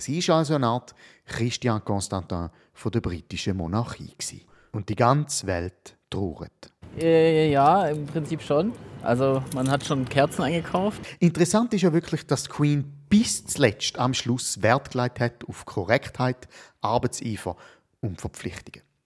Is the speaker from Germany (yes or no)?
no; Switzerland; bei uns in der Schweiz